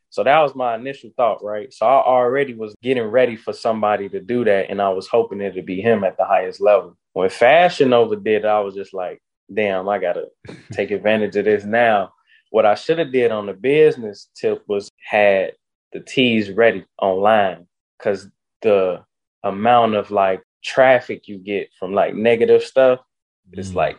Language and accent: English; Chicago, Illinois, United States; also born or lived in Altgeld Gardens, Chicago / Dolton, Illinois; I'm from the South Side, Roseland area. Then I moved closer to the South Suburbs